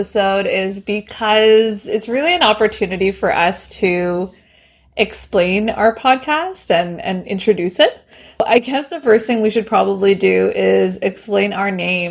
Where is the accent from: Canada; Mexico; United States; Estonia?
Canada; Toronto, Ontario; also born or lived in Bangladesh; We immigrated into Toronto, and Toronto is basically all I've ever known. I've grown up here